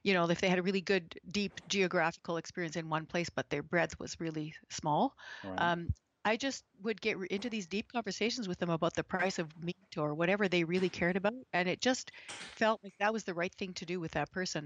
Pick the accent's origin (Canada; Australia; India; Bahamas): Canada; Alberta; When I was growing up in Alberta, I was the only 5-year-old who could eat as well with chopsticks as Asian kids could